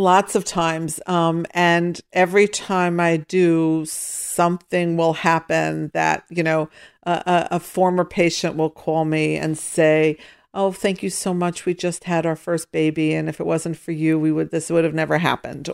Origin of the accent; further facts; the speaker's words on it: Pittsburgh, Pennsylvania, United States; I grew up in Pittsburgh